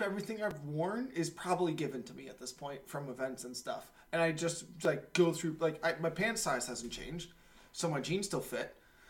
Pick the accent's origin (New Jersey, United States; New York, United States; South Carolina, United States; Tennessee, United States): New York, United States; I'm a New Yorker, bro.